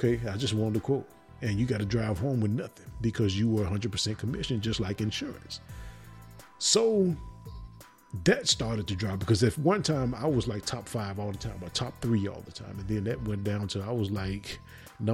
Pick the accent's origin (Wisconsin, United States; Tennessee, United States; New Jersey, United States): Tennessee, United States; Memphis; I'm from Memphis.